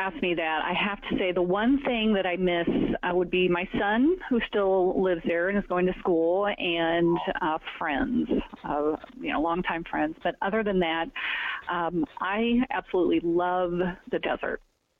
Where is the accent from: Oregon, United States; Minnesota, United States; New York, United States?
Oregon, United States; also born or lived in Washington; now in Arizona, United States; I had not lived outside the Northwest, except for a very short stint in Palo Alto. I was born in Washington and then moved to Oregon when I was three. And we moved around a bit, so I saw a lot of Oregon.